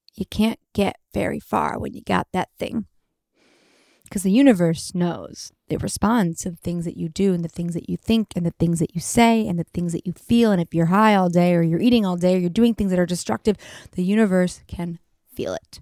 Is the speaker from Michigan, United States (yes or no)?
yes; Detroit, Michigan, United States; now in Los Angeles, United States; from Detroit